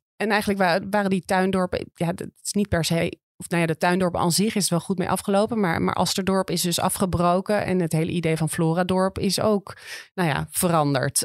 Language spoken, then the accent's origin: Dutch; Amsterdam, North Holland, Netherlands; ik groeide op aan de Buiksloterdijk, zeg maar. De, ja, de, de, de chique kant van Noord